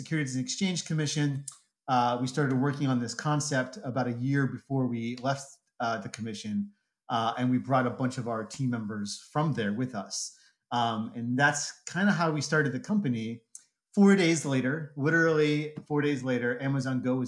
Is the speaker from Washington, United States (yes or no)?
no; Pennsylvania, United States; moved away as an adult; also born or lived in South Korea / Japan; I grew up in Pennsylvania